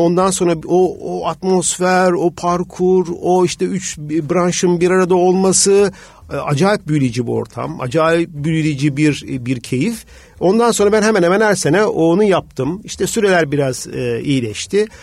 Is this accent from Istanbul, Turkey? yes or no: yes; Tuzla, Istanbul, Turkey; also born or lived in Los Angeles, United States; Tuzlalıyım, bir deniz çocuğuyum, yani bir köy çocuğuyum